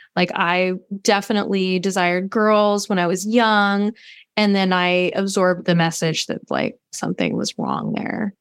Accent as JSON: {"language": "English", "town": "Los Angeles", "region": "California", "country": "United States", "tie": "born or raised there", "said": "I was raised in Los Angeles by a mother"}